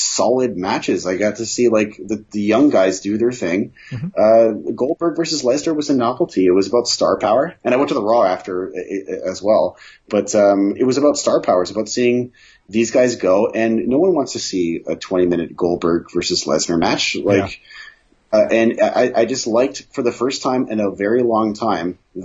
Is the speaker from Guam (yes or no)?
no; Canada; we're Canadian